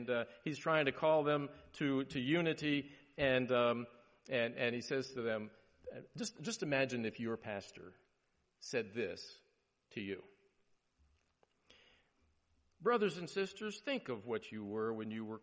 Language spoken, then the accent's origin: English; Maryland, United States; moved away; I grew up in Maryland